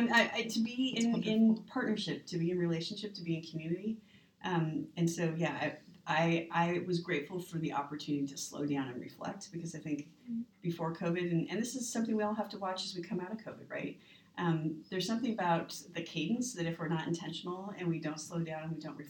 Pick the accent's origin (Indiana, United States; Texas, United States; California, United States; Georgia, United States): California, United States; Los Angeles; also born or lived in San Francisco / Nevada; I was born in San Francisco, but I really grew up in Los Angeles